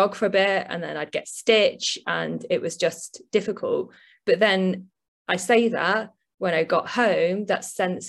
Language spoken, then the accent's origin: English; Leek, West Midlands, United Kingdom; also born or lived in London; now in Birmingham, United Kingdom; I'm from a little town in the Staffordshire Moorlands originally, a little place called Leek, but I currently live in Birmingham.